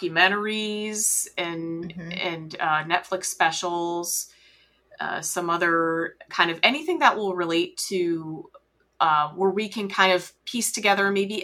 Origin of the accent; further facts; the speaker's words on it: New England, United States; we're both originally from New England. You still live in Florida. I have lived in Florida.